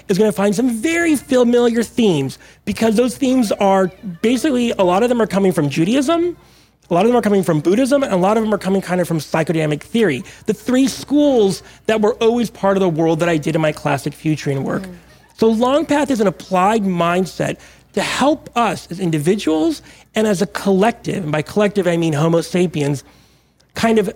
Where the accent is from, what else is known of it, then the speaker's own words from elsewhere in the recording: Monterey, California, United States; also born or lived in Mexico; I was born in Mexico, but grew up kind of tide pooling in Monterey in Northern California where I was raised